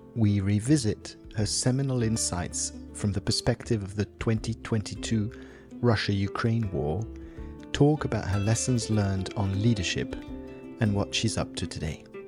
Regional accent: Switzerland; I grew up in Switzerland

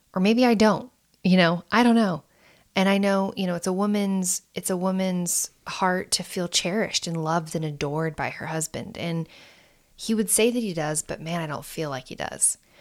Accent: United States

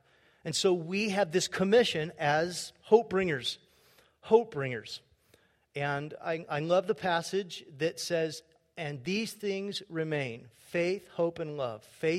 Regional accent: California, United States; She's from Southern Arkansas, and I was from Southern California.

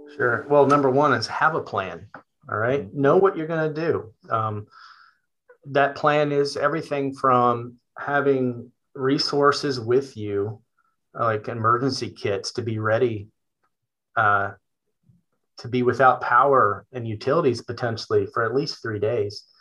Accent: Richmond, Virginia, United States; now in Gloucester County, United States; I am from Richmond, Virginia.

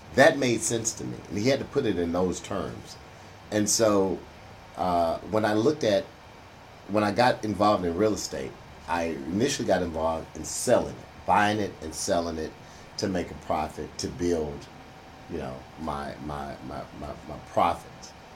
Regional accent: Houston, Texas, United States; I grew up in Third Ward. I'm a Third Ward born and raised brother

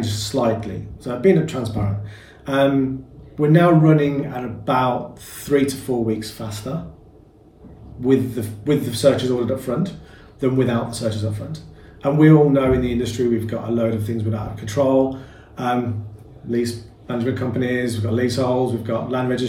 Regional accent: Birmingham, West Midlands, United Kingdom; accent: Birmingham; Can you not tell by the accent? My international Birmingham accent that I've got.

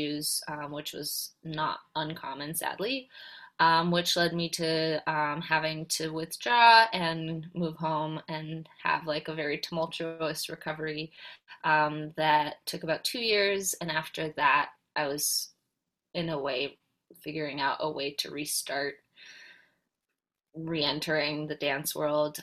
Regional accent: Poland; I was born and raised in Poland

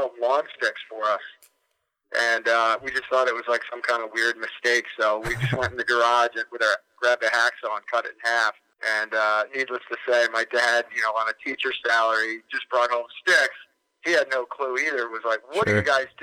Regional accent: Long Island, New York, United States; I grew up on Long Island

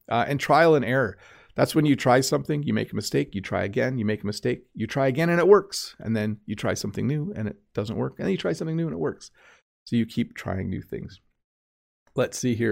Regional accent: Canada; I'm Canadian

